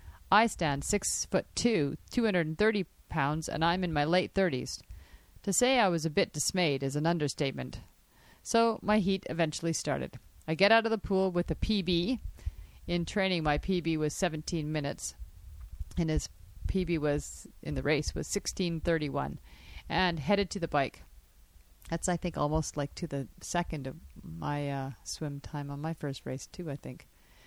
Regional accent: Sparwood, British Columbia, Canada; I was humbled when I signed up at the pool here in my hometown of Sparwood, BC, and realized that I could swim, but not really.

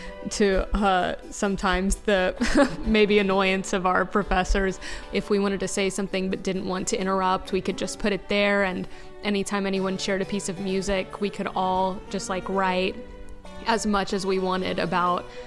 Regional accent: Fort Worth, Texas, United States; I'm from Fort Worth, Texas

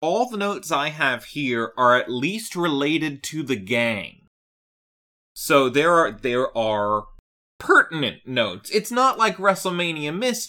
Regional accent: Canada; I'm Canadian.

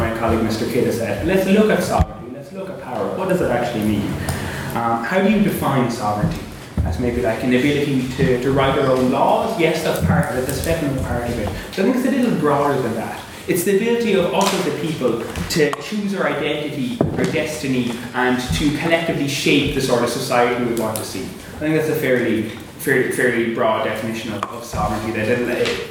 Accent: Cork, Munster, Ireland; moved away as an adult; now in Belfast, United Kingdom; I'm from Cork, so one of those EU migrants.

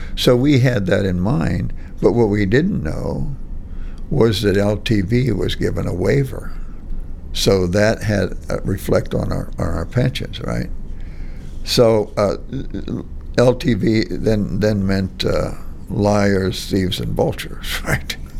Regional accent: Monaca, Pennsylvania, United States; I grew up in Monaca Heights

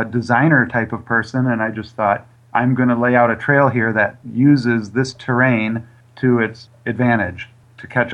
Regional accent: near Lansing, Michigan, United States; in a little town outside of Michigan State University, near the Lansing area in Michigan

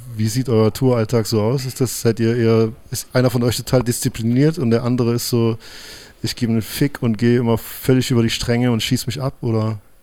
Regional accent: East Germany, Germany; ich bin in der DDR groß geworden

